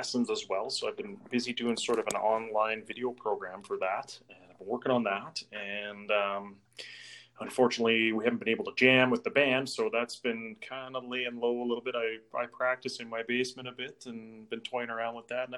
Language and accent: English; Northeast Alberta, Canada; I'm from Northeast Alberta